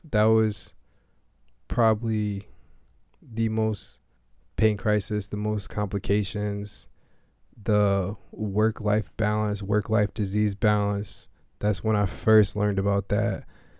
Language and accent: English; Maine, United States; also born or lived in Springfield, Massachusetts; was in Springfield, Massachusetts, where I was born, but I did not grow up there. I grew up here in Maine.